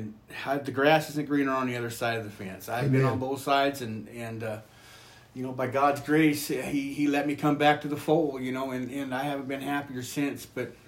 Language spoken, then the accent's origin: English; Northern California, United States; moved away as an adult; now in South Dakota, United States; I'm from Northern California and come from a praying family, or somewhat a praying family. My great-grandma and grandpa were good holiness people. My grandma was a good holiness people.